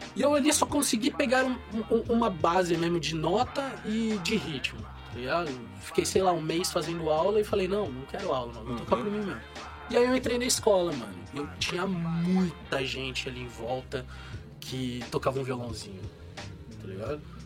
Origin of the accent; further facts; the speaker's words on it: São Paulo, Brazil; now in São José dos Campos, Brazil; eu sou nascido e criado em São Paulo, né, mano? Nasci na Moca